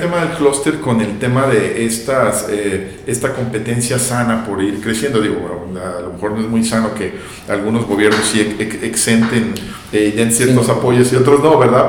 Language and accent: Spanish; Guadalajara, Jalisco, Mexico; yo como tapativo pues creces y te acostumbras